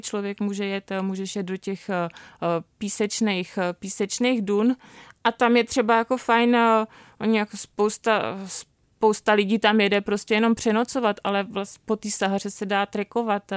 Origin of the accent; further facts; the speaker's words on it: Bohemia, Czechia; moved away as an adult; also born or lived in Marrakesh, Morocco; tady u nás v Čechách